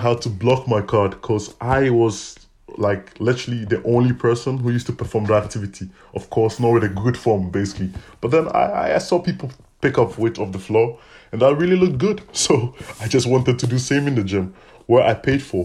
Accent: Ghana; moved away as an adult; now in Ghent, Belgium; I come from Ghana, West Africa. I've been in Belgium for the past five years

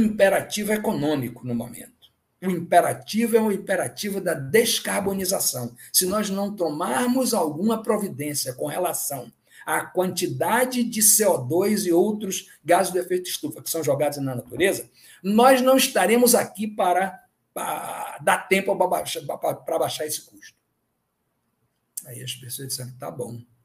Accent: Bahia, Brazil; also born or lived in Ceará (father's origin); Eu sou baiano

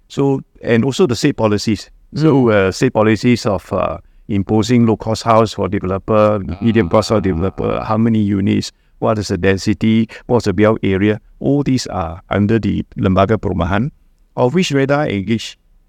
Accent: Taiping, Perak, Malaysia; I'm from Taiping, to go to KL, you don't drive, you just take a train from Taiping to KL, Express.

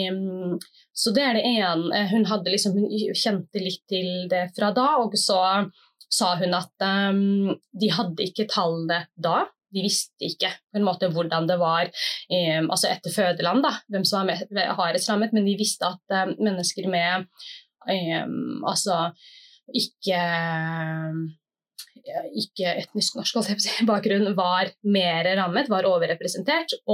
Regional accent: Somalia; Og jeg kjente jo liksom på kroppen som somalier ute i, ja, ute i offentligheten

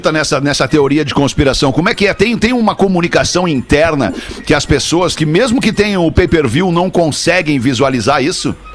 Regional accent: Porto Alegre, Rio Grande do Sul, Brazil; now in Rio de Janeiro, Brazil; sou gaúcho, eu sou do Menino Meu Deus.

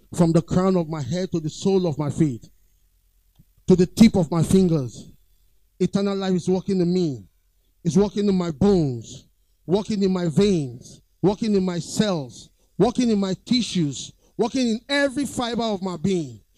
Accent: Lagos, Nigeria; I was born around that area, Queens Drive, Ikoyi

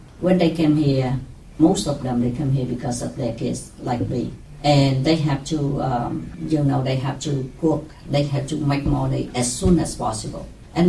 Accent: Vietnam; English is a second language; moved away as an adult; now in Portland, United States; in Vietnam, I learned English in Vietnam.

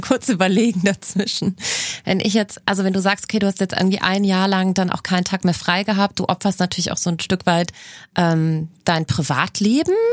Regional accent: Cologne, North Rhine-Westphalia, Germany; in Köln tatsächlich, in meiner Heimatstadt

